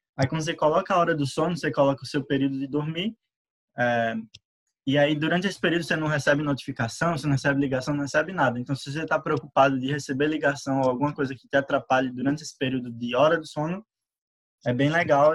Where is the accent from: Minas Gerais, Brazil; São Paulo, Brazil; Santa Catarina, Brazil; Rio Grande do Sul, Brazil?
Minas Gerais, Brazil; Sete Lagoas; sou de Marcel Lagoas